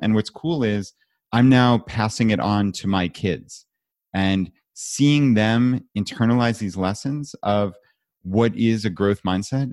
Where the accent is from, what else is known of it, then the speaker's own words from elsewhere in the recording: New York, United States; now in Richmond, United States; I live in Richmond, I'm from New York